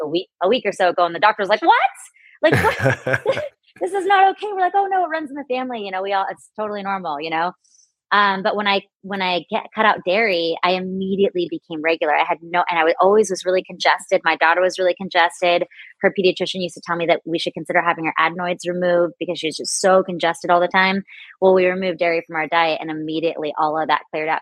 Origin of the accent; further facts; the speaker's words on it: San Diego, California, United States; grew up on carne asada burritos and all the things uh, growing up in San Diego